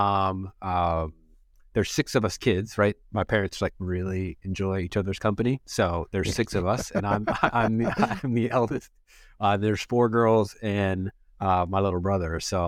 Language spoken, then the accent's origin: English; Watts, California, United States; So I grew up in Watts, late 80s, early 90s, right?